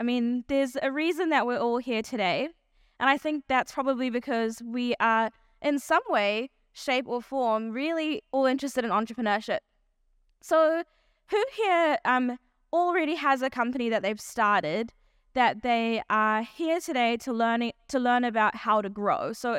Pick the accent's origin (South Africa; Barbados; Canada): South Africa; born there; I was born in South Africa to South African Indian parents. And my parents both grew up in South Africa during the apartheid era.